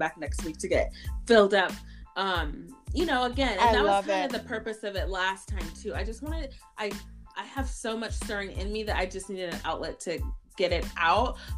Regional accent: United States; also born or lived in Haiti; now in Minneapolis, United States; I've grown up in the church ever since I came to America from Haiti as a baby.

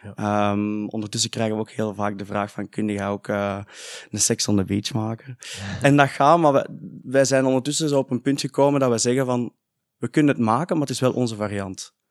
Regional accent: Heist-op-den-Berg, Flanders, Belgium; wij zijn allebei van IJssel den Berg

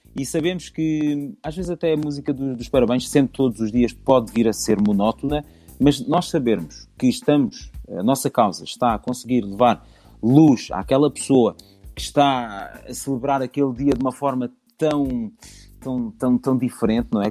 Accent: Alentejo, Portugal; moved away; eu venho do Alentejo

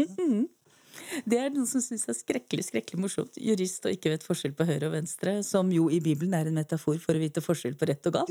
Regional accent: Eastern Norway, Norway; accent: Eastern Norwegian; moved away; ellers er jeg jo østlending, det er kanskje ikke så vanskelig å høre.

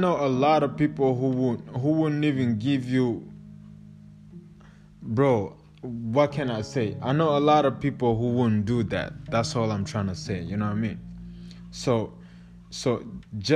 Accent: Kigali, Rwanda; moved away; I'm like half Congolese, half Rwandese, but I was born and raised in Rwanda, Kigali

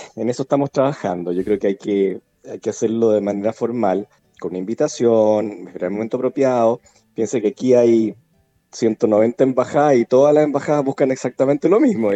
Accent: Chile; somos los chilenos

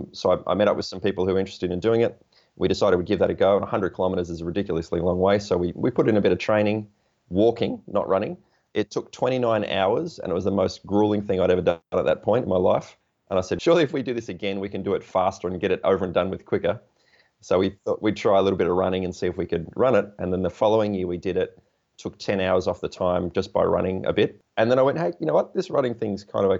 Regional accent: Portland, Victoria, Australia; my hometown of Portland, which is 375 kilometres

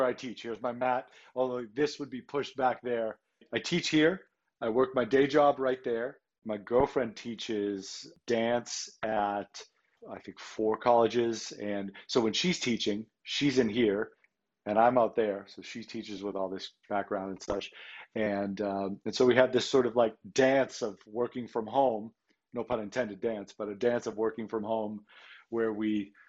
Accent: Boston, Massachusetts, United States; I grew up in Boston

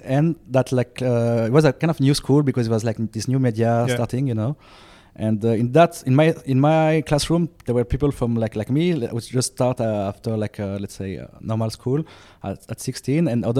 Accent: Switzerland; born there; Hello. I was born in 87 in Switzerland.

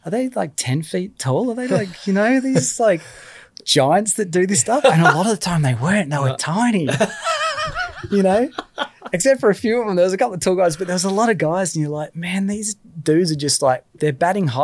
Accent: Australia; I'm Australian

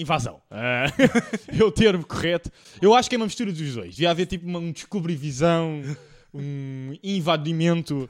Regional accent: Portugal; eu sou português

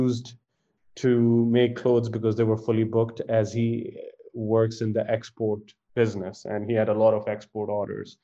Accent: Faisalabad, Punjab, Pakistan; also born or lived in Edinburgh / London; So I was born in Faisalabad and raised in Faisalabad, which is one of the textile hubs in Pakistan.

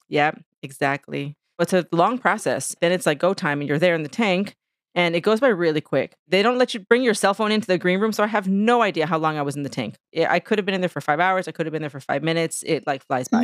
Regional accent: San Diego, California, United States; moved away as an adult; now in New York City, United States; I am originally from San Diego, California, which is where I'm at right now in this moment, actually, for work. But I live in New York. I've been in New York City for twenty-three years

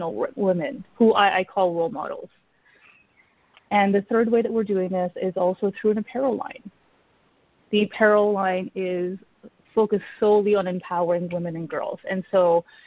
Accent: Canada; now in Ottawa, Canada; at my core, I am Canadian

